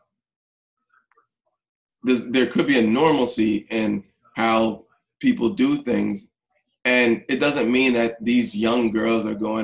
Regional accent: New York, United States; growing up in New York in the 80s and before 42nd Street was, like, changed

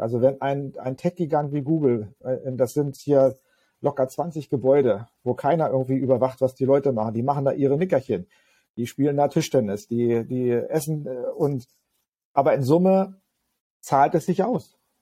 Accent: Magdeburg, Saxony-Anhalt, Germany; meine Heimatstadt äh, Magdeburg

